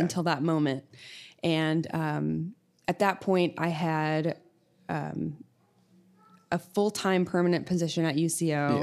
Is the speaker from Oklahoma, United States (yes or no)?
yes; Sulphur, Oklahoma, United States; I grew up in Sulphur, Oklahoma